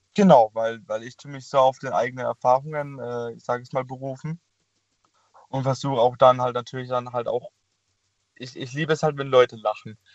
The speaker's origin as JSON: {"language": "German", "town": "Karlsruhe", "region": "Baden-Württemberg", "country": "Germany", "said": "ich komme ja aus Karlsruhe"}